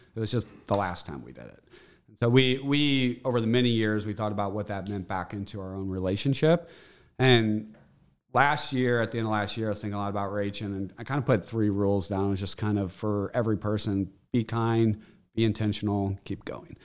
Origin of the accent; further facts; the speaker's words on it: St. Louis, Missouri, United States; I grew up in Saint Louis. We had a family of eight, grew up in Bridgeton.